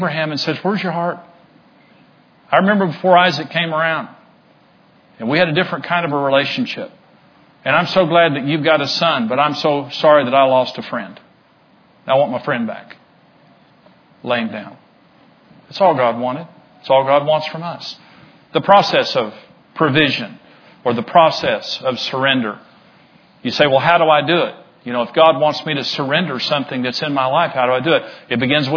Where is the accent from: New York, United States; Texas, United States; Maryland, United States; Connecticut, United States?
Texas, United States; Amarillo; I grew up in Amarillo, so I knew a lot of people in Amarillo